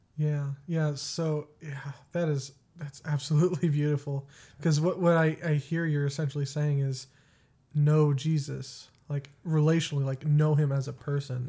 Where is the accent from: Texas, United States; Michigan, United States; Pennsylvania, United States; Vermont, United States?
Texas, United States; West; moved away; also born or lived in Colorado; I was born in Colorado and raised in Texas